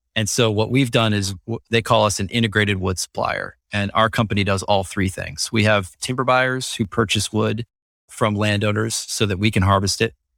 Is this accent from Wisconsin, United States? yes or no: yes; Wisconsin, United States; moved away; also born or lived in Indiana; I grew up in Wisconsin